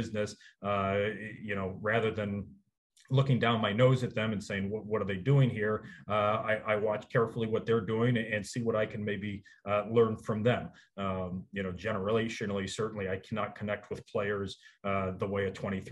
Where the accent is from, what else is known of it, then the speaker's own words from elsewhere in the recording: Cleveland, Ohio, United States; moved away; I grew up in Cleveland, Ohio